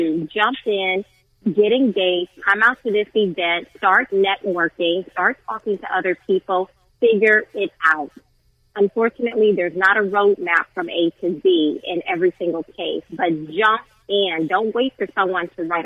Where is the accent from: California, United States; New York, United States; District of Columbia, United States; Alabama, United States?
Alabama, United States; Southern; I grew up in Southern Alabama